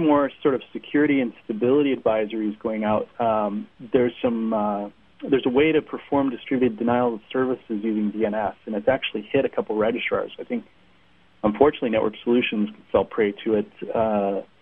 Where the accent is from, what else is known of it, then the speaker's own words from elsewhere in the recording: Seattle, Washington, United States; I'm from Seattle